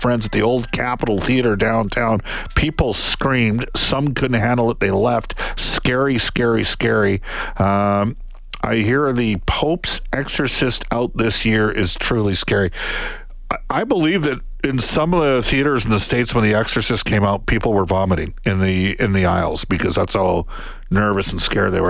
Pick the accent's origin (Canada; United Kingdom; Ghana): Canada; I'm Canadian. I grew up watching the CFL. I love Canada